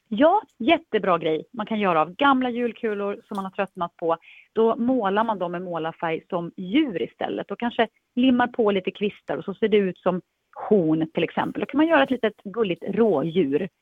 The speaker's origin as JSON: {"language": "Swedish", "region": "Dalarna County", "country": "Sweden", "tie": "born or raised there", "said": "Jag är ju uppväxt i Dalarna"}